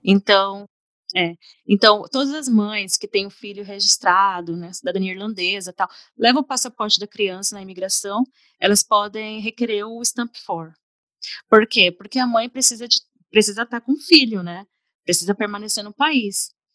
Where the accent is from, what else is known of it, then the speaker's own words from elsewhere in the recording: Brazil; now in Dublin, Ireland; no caso nosso no Brasil